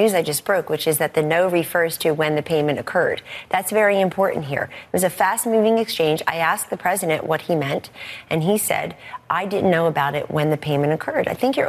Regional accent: United States; moved away; the people you and I grew up with outside of Philadelphia

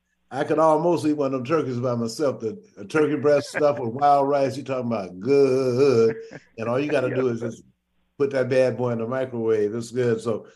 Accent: Shreveport, Louisiana, United States; now in Washington, United States; Oh, that's where I'm from. I'm from Shreveport.

